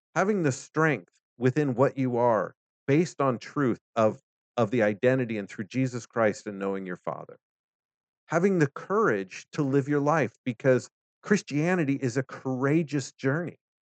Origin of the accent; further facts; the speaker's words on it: United States; As an American